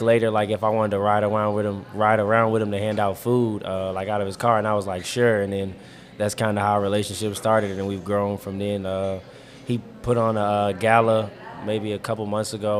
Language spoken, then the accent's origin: English; Petersburg, Virginia, United States; I'm from Petersburg, Virginia